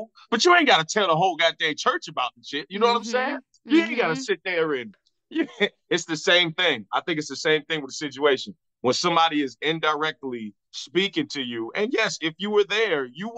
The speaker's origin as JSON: {"language": "English", "town": "Virginia Beach", "region": "Virginia", "country": "United States", "tie": "born or raised there", "moved": "yes", "said": "I was down there in Virginia Beach, my hometown"}